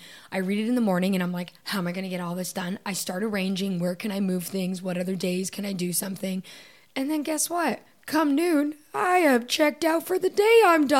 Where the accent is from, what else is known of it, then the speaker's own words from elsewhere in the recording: Canada; moved away; I think especially us coming from Canada, I think we're a little weird.